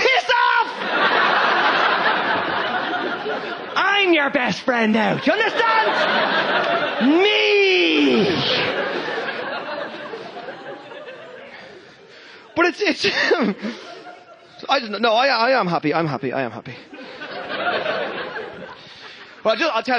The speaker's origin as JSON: {"language": "English", "country": "Ireland", "said": "I am Irish"}